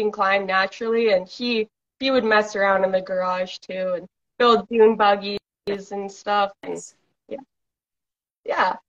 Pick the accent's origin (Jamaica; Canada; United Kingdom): Canada; British Columbia; I'm from British Columbia, Canada